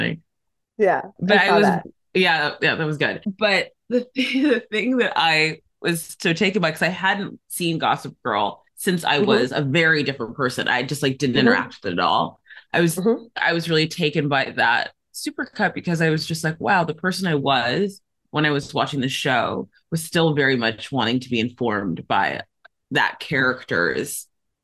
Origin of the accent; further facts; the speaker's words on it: South Africa; moved away; also born or lived in Nigeria / United States; my most formative years were in South Africa. We moved there shortly after apartheid ended